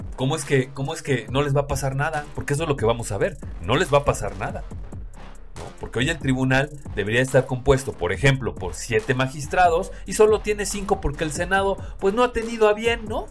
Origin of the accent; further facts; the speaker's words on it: Mexico; como mexicanos